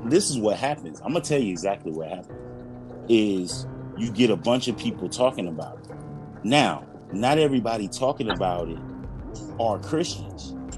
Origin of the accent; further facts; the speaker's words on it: Florida, United States; I'm from Florida